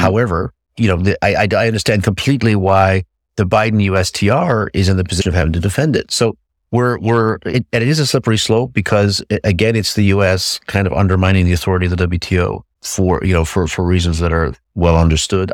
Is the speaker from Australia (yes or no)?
no; United States; now in Europe; I'm an American in Europe.